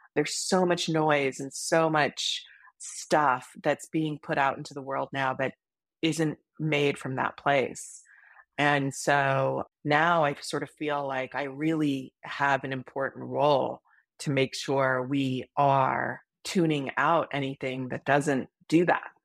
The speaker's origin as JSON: {"language": "English", "region": "Hawaii", "country": "United States", "tie": "born or raised there", "moved": "yes", "said": "I grew up in Hawaii"}